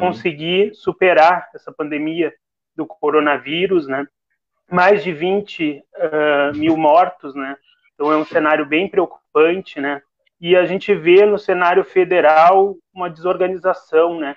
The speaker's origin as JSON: {"language": "Portuguese", "town": "Rio Grande", "region": "Rio Grande do Sul", "country": "Brazil", "said": "Eu sou do interior, a Darlene também é, eu sou lá da Quinta"}